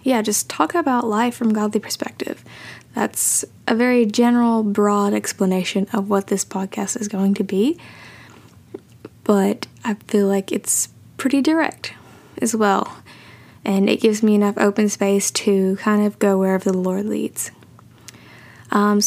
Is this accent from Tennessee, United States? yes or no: yes; Tennessee, United States; I am from Tennessee